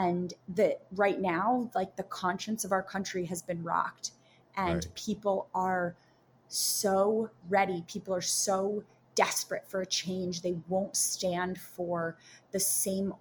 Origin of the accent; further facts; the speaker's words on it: New York City, New York, United States; Born and raised in Manhattan